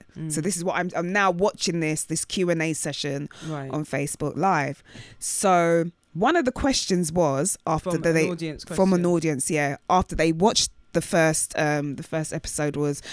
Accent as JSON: {"language": "English", "country": "United Kingdom"}